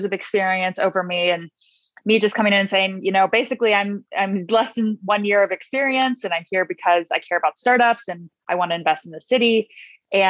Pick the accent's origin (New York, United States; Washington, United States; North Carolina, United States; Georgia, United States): Georgia, United States; Atlanta; moved away as an adult; now in Nashville, United States; I'm from Atlanta, Georgia originally